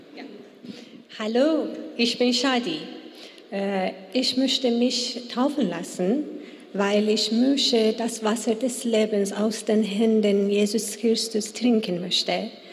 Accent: Iran; German is a second language; moved away; ich komme aus dem Iran und äh, mein Deutsch ist nicht gut

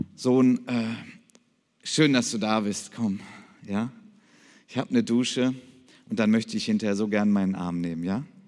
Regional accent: Krefeld, North Rhine-Westphalia, Germany; ich komme aus Krefeld

